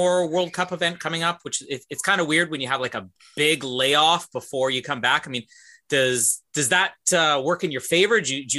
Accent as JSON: {"language": "English", "country": "Canada", "said": "as a Canadian"}